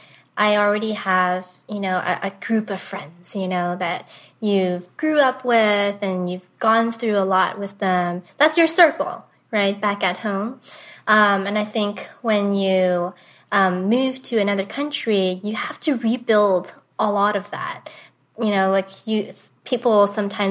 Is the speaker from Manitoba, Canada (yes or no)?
no; Toronto, Ontario, Canada; moved away as an adult; now in Los Angeles, United States; So I'm Canadian, born and raised in Toronto. And I actually moved to LA 3 years ago